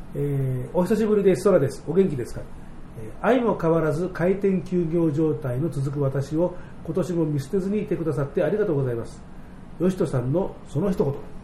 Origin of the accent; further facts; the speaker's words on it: Tokyo, Japan; 東京の人間、僕のようにずっと東京に住んでる人